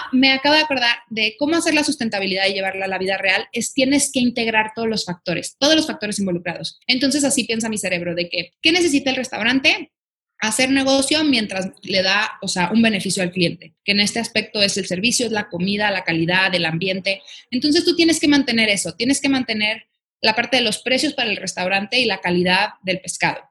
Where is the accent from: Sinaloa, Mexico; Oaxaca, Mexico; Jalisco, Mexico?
Jalisco, Mexico; Guadalajara; soy de Guadalajara, Jalisco